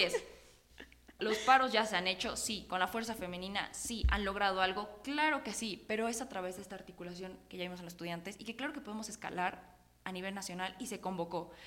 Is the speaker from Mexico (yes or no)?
yes; Puebla, Mexico; como poblanos, pero sobre todo también como mexicanas y mexicanos